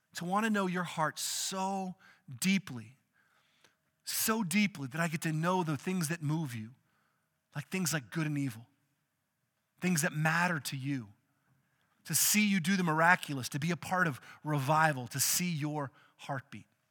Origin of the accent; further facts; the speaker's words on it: outside of Austin, Texas, United States; we grew up outside of Austin